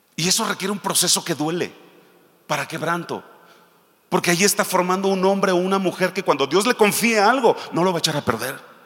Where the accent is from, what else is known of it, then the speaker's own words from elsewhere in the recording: Michoacán, Mexico; Nosotros somos de Michoacán